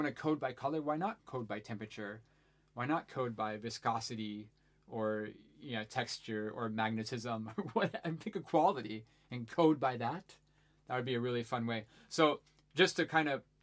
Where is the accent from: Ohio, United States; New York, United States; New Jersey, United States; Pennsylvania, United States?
Ohio, United States; as I was a teenager growing up in Ohio